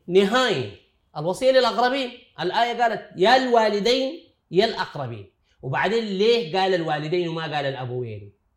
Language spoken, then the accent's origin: Arabic; Sudan; عندنا في السودان